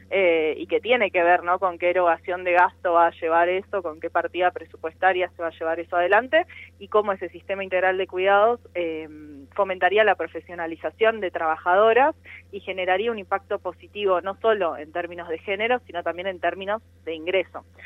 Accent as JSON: {"language": "Spanish", "country": "Argentina", "said": "somos un país latinoamericano"}